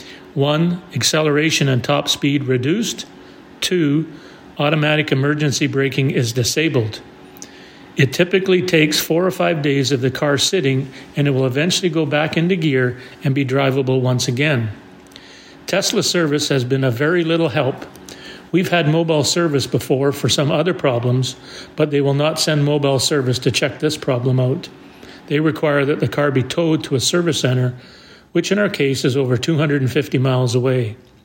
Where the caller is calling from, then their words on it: British Columbia, Canada; from British Columbia.